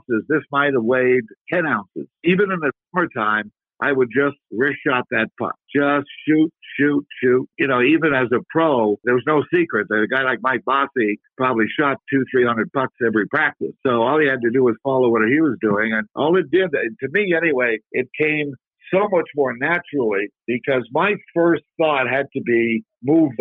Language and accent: English; Ottawa, Ontario, Canada; we had very good coaching in Ottawa, Canada, my hometown